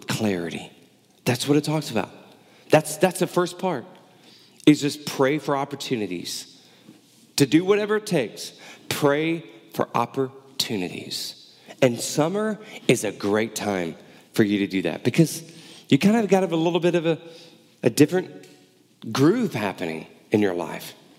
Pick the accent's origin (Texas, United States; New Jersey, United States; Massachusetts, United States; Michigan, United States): Texas, United States; Houston; moved away; also born or lived in Baton Rouge, Louisiana; growing up in Houston and in college in South Louisiana around Baton Rouge, New Orleans area